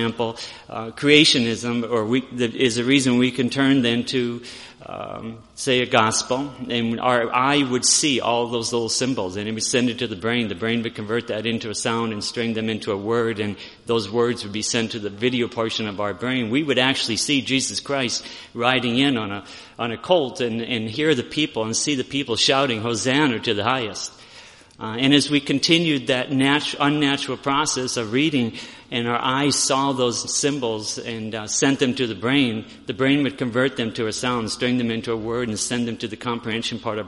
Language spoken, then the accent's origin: English; Aberdeen, South Dakota, United States; We're from Aberdeen